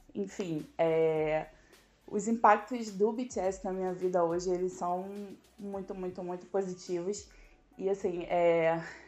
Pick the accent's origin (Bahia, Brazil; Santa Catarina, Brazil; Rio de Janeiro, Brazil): Rio de Janeiro, Brazil; eu tenho 36 anos e eu sou do Rio de Janeiro